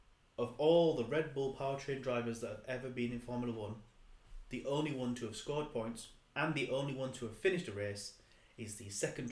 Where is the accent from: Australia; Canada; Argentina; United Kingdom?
United Kingdom; We are British